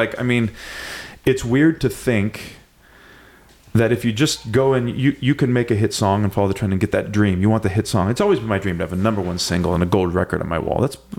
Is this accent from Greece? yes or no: no; Santa Cruz, California, United States; I was fortunate, like I said, growing up in Santa Cruz